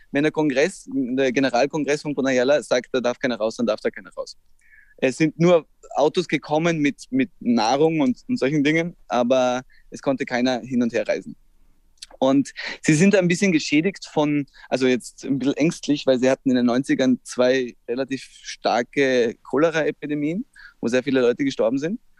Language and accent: German; Austria; also jetzt ich als Österreicher bin extrem abhängig von ihr